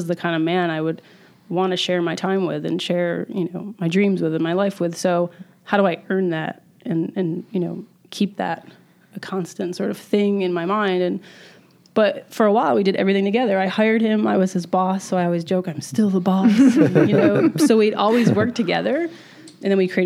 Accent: central New York, United States; moved away; I grew up in like central New York

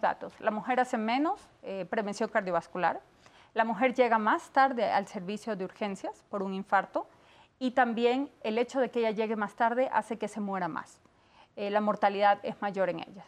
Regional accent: Ecuador; moved away; Yo soy de Ecuador

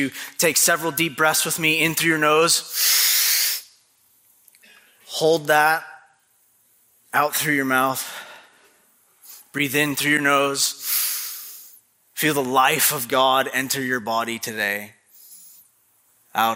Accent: Canada; now in Maine, United States; I am a true-blooded Canadian through and through

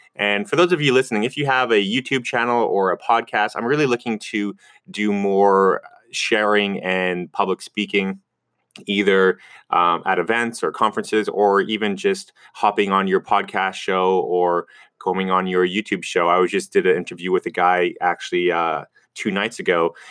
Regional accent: Vancouver, British Columbia, Canada; moved away as an adult; now in South Korea; I'm from Vancouver, Canada

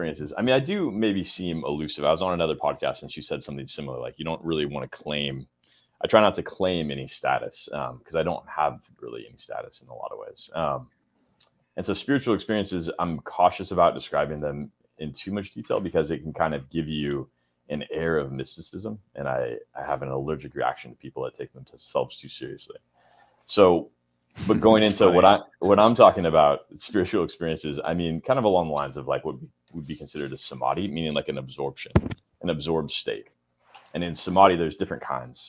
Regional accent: California, United States; moved away; I grew up in California. Yeah, I grew up in California

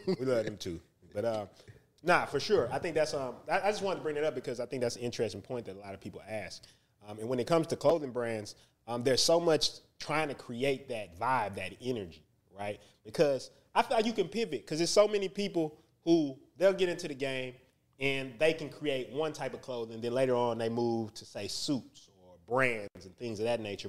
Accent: Houston, Texas, United States; I'm from the North Side

